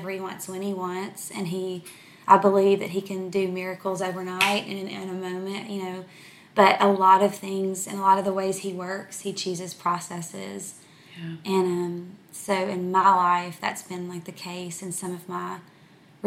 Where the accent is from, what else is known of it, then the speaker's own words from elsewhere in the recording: El Dorado, Arkansas, United States; now in Dallas-Fort Worth area, United States; I'm from from South Arkansas. I'm from a tiny little town called El Dorado. So I grew up oldest of three kids